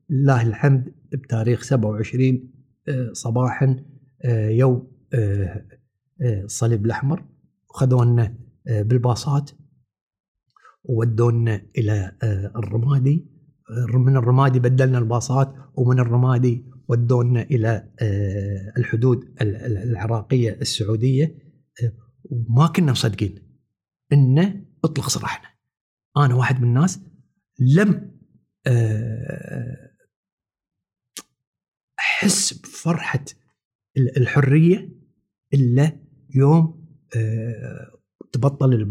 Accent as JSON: {"language": "Arabic", "country": "Kuwait", "said": "نرجع حق ديرتنا ونسمى احنا كويتيين فعلا الكويت الكويت فعلا فعلا الكويت عزيزه"}